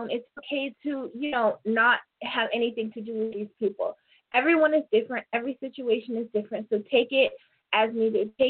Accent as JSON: {"language": "English", "town": "Portland", "region": "Oregon", "country": "United States", "tie": "born there", "also_born_or_lived": "Toronto, Canada / Little Rock, United States", "said": "I was born in Portland. My whole family is basically in Portland and I've always lived in Toronto or Arkansas"}